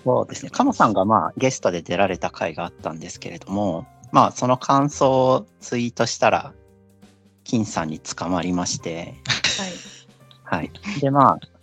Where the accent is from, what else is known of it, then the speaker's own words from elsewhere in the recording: Chiba, Japan; 地元は千葉県ですね。ずっとあんまり移動はしていないですね。